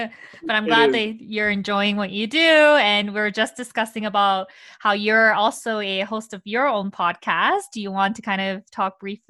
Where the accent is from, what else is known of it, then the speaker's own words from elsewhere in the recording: Canada; also born or lived in Korea; I was born in Korea and then I moved to Canada in 2000 when I was young.